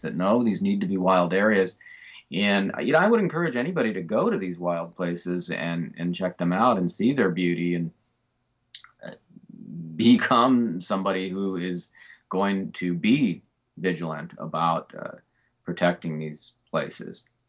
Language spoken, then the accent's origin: English; Fullerton, California, United States; I grew up in Fullerton